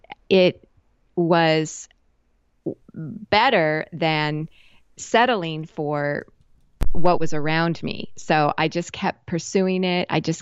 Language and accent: English; West Coast, United States; also born or lived in Japan; I lived for a lot of years in Asia, and I'm originally from the West Coast of the US.